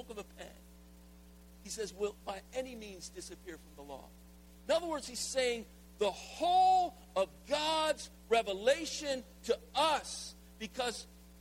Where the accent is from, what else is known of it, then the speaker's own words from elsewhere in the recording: the South, United States; I'm from the South